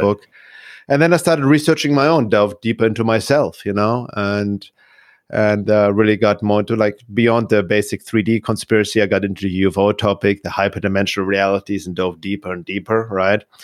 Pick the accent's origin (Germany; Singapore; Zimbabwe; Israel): Germany; Munich, Bavaria; moved away as an adult; also born or lived in Los Angeles, United States / California; now in Arizona, United States; I was one year old. And I grew up in Munich, and, uh, Munich, Germany